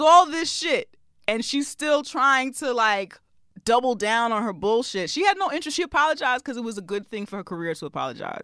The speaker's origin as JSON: {"language": "English", "region": "New York", "country": "United States", "tie": "born or raised there", "said": "I'm also a native New Yorker and I'm also Caribbean and American"}